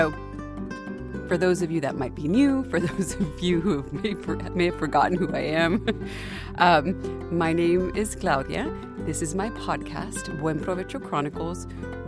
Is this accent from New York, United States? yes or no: no; Del Rio, Texas, United States; my hometown of Del Rio, Texas